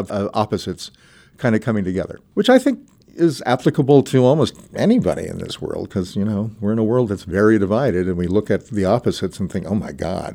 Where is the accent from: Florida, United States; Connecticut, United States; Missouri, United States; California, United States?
Missouri, United States; Kansas City; moved away; also born or lived in Pittsburgh, Pennsylvania; I was born in Pittsburgh. My parents moved to Kansas City when I was 6